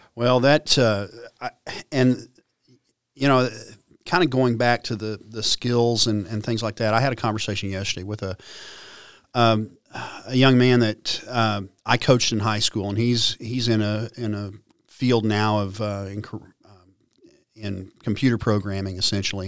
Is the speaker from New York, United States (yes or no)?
no; Stillwater, Oklahoma, United States; growing up in Stillwater